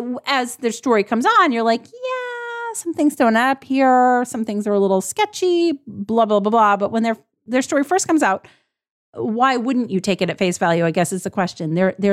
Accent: Vermont, United States; I grew up in Vermont. I had no electricity. I did legit live in the bush compared to these boys.

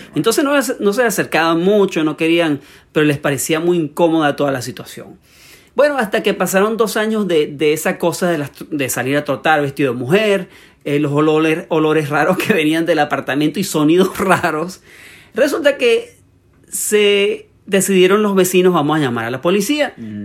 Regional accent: Venezuela; soy venezolano

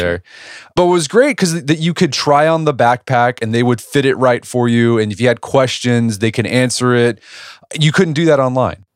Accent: Edmond, Oklahoma, United States; my hometown of Edmond, Oklahoma.

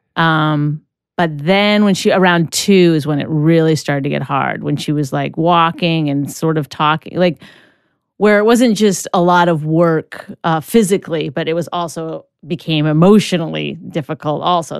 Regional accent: Canada; I'm Canadian

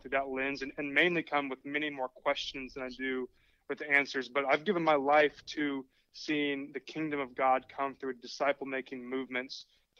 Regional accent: Indiana, United States; I grew up, you know, I'm like a 5th, 6th generation farmer in the cornfields of Indiana

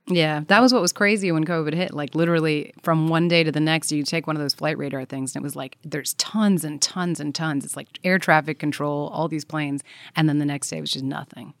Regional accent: Belgium; I come from Belgium, and there's a, Brussels is the town there

